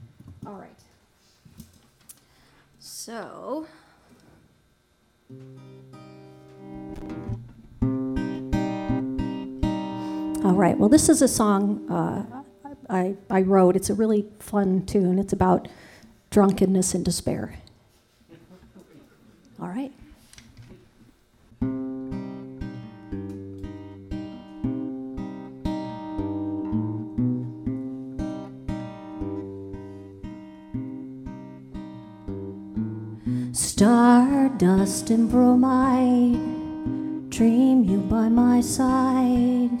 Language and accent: English; Dearborn, Michigan, United States; I'm born and raised in Dearborn, where WHFR is